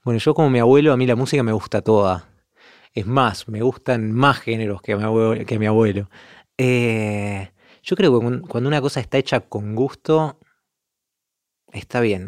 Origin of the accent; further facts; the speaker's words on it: Montevideo, Uruguay; moved away as an adult; also born or lived in Milan, Italy / Vienna, Austria; now in Italy; creciendo en Uruguay, como todos los músicos de Uruguay